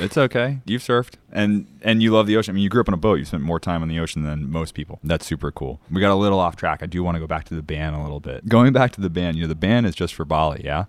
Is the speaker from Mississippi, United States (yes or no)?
no; Cape Cod, Massachusetts, United States; I'm from Cape Cod, Massachusetts, the northeast of the U S